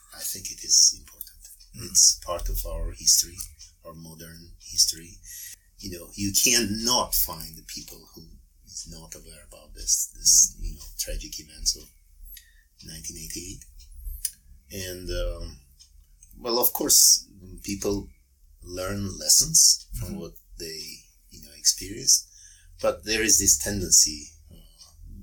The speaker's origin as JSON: {"language": "English", "region": "Yerevan", "country": "Armenia", "tie": "born or raised there", "said": "I was born and raised in Yerevan"}